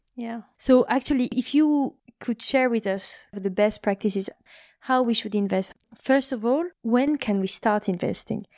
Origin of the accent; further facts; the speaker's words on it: France; moved away; I come from France